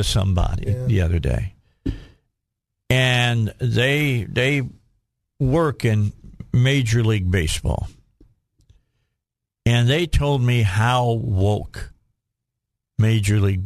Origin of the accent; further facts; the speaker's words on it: right outside of Chicago, Illinois, United States; moved away; I was a Bears fan because I grew up right outside of Chicago